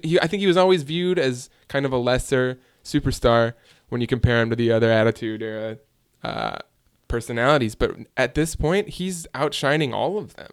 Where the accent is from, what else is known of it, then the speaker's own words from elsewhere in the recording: Hoffman Estates, Illinois, United States; My hometown, Hoffman Estates, Illinois, right down the street from Chicago, Illinois.